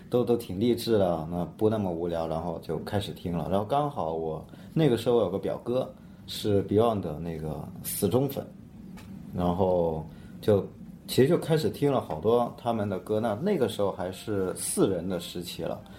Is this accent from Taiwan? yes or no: no; a large city in southern China, China; 我在南方的一个比较大的城市